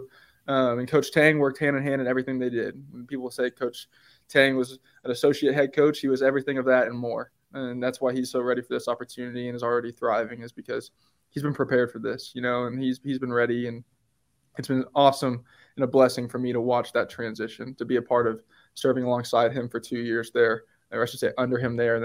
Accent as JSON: {"language": "English", "region": "Oklahoma", "country": "United States", "also_born_or_lived": "Manhattan, Kansas", "moved": "yes", "said": "I'm from Oklahoma, so Los Angeles is pretty different than Oklahoma or Manhattan, Kansas"}